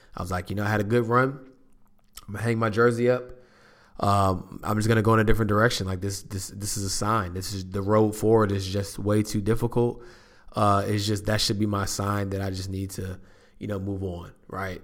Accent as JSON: {"language": "English", "region": "North Carolina", "country": "United States", "said": "North Carolina is my home state."}